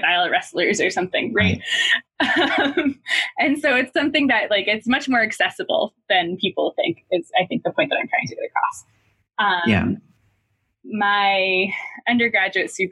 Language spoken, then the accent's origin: English; New Hampshire, United States; moved away as an adult; also born or lived in St. Louis / Ohio; now in Boston, United States; my hometown in New Hampshire